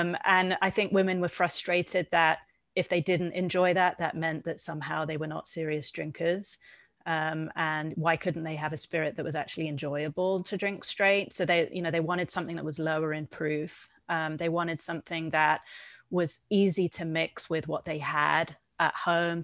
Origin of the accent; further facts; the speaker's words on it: United Kingdom; being British